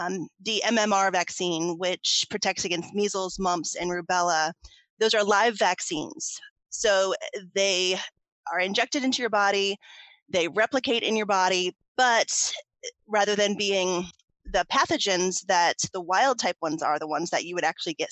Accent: Ohio, United States; I had recently moved back to Ohio, which is my home state

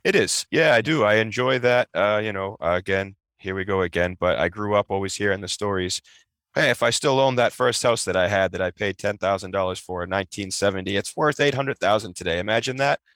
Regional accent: Peabody, Massachusetts, United States; also born or lived in Revere, Massachusetts; my parents purchased a home in Peabody, Mass. Um, that's where I grew up

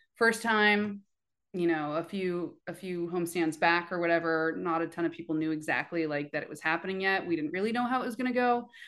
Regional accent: Oakland, California, United States; born or raised there

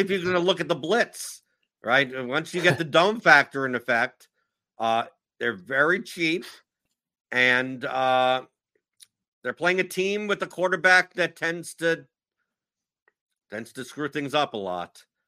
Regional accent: Brooklyn, New York, United States; I, come from Brooklyn. I'm originally from Brooklyn

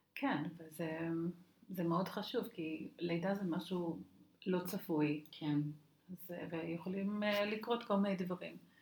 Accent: Australia; now in Israel; אני גדלתי באוסטרליה

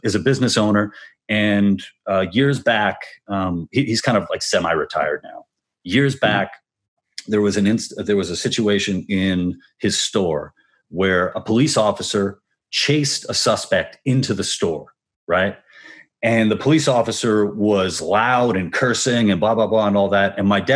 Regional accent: New York, United States; also born or lived in Brooklyn; I'm from New York originally, Queens, and my parents have a business in Spanish Harlem.

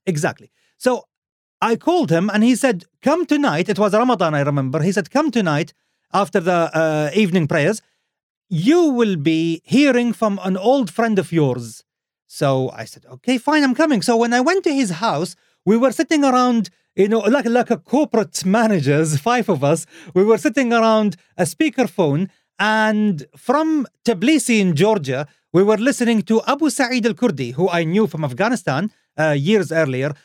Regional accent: Khobar, Eastern Province, Saudi Arabia; my hometown. Khobar in Saudi Arabia.

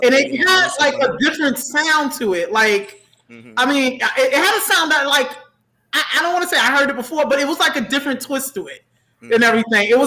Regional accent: New York, United States; I'm born and raised in New York and I'm trying to get out

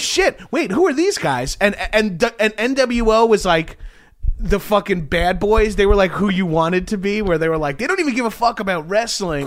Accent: Long Island, New York, United States; moved away; I'm from Long Island.

